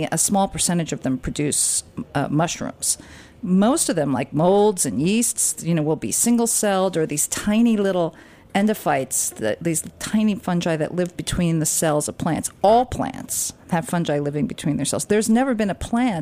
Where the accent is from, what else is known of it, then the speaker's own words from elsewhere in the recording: Westchester, New York, United States; I grew up in Westchester